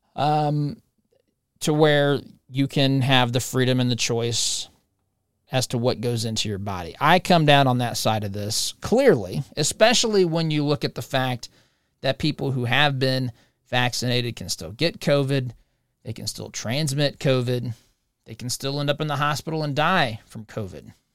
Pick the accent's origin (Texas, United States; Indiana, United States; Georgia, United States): Indiana, United States; Monrovia; moved away; it's in my hometown